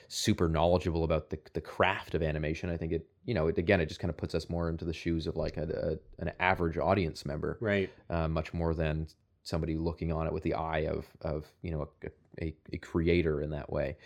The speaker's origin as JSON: {"language": "English", "area": "outside of Toronto", "region": "Ontario", "country": "Canada", "tie": "born or raised there", "said": "I grew up outside of Toronto"}